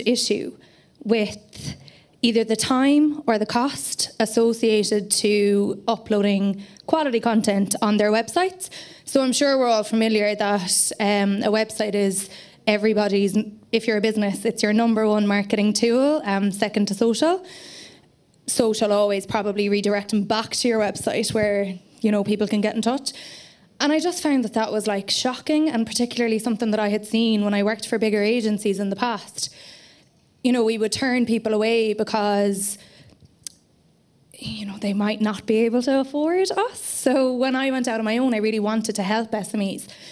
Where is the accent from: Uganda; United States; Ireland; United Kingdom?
Ireland; County Clare, Munster; I'm from Clare, and in my own PR company, I work with a lot of businesses in Clare.